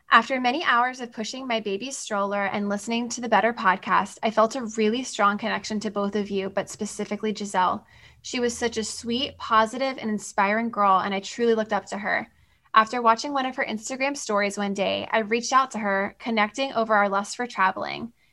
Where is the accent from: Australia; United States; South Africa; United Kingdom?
Australia; given that I'm from Australia, it was as if there was not a whole world between us.